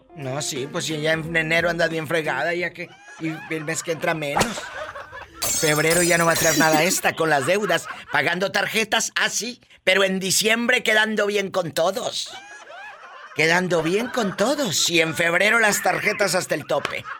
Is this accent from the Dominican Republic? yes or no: no; northern border, Mexico; yo que crecí en la frontera